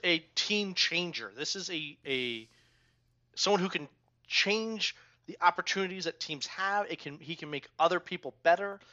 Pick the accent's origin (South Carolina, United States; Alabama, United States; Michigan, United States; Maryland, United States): Maryland, United States; Germantown; I grew up in Germantown